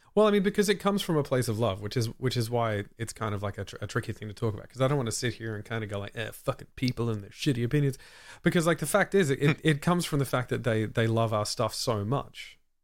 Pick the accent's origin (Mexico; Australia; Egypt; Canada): Australia; as an Australian